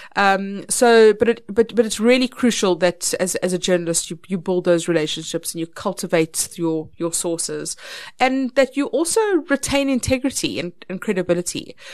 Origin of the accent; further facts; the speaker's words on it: Polokwane, Limpopo, South Africa; I grew up in Polokwane, which was in Petersburg. I went to Capricorn High School.